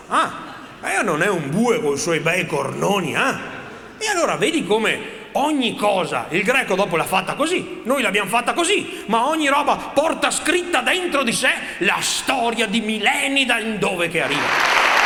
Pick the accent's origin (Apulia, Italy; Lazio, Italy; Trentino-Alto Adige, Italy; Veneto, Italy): Veneto, Italy; Polesine; vengo dal Polesine